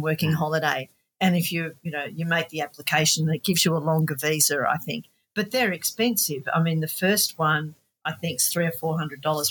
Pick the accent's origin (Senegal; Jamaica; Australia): Australia; We're from Australia